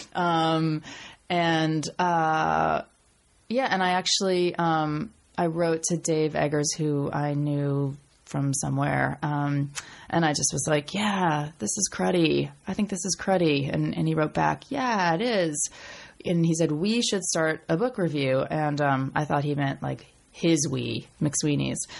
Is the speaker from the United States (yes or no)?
yes; Portland, Maine, United States; moved away; I came from Maine, right? I went to a public school in Maine